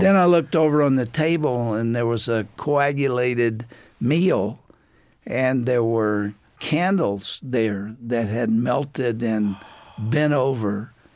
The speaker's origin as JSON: {"language": "English", "region": "East Texas", "country": "United States", "tie": "born or raised there", "said": "I grew up in East Texas"}